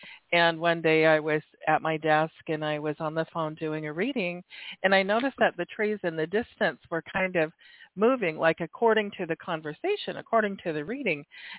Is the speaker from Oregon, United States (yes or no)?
yes; Oregon, United States; born there; also born or lived in Washington / California; I was born in Oregon, lived in Washington.